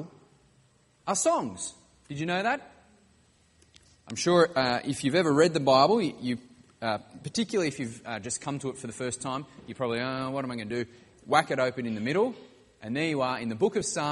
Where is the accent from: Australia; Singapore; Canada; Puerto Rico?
Australia; Wollongong, New South Wales; I grew up in Wollongong on the south coast of New South Wales.